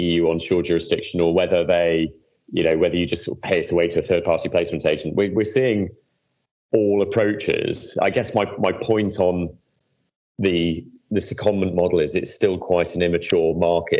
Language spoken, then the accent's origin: English; United Kingdom; as a British person who's been heavily involved in MIFID